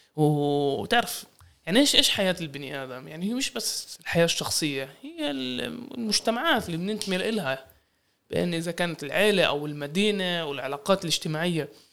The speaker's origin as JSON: {"language": "Arabic", "country": "Palestine", "said": "إحنا كفلسطينيين"}